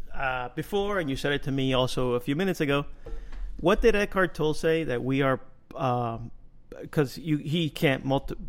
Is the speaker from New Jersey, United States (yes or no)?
yes; Union City, New Jersey, United States; I grew up in Little Cuba, which is Union City